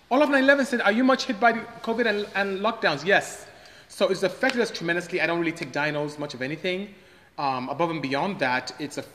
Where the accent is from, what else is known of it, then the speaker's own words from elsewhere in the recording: Nigeria; moved away as an adult; now in United States; I am not Jamaican, I am Nigerian actually. Came to US as far back as 1989 to go to school and just end up staying